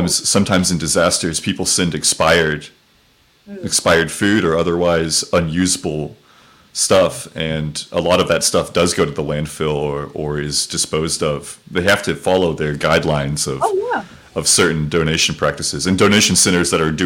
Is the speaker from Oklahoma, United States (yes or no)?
yes; Oklahoma, United States; moved away; also born or lived in Texas; I was born in Oklahoma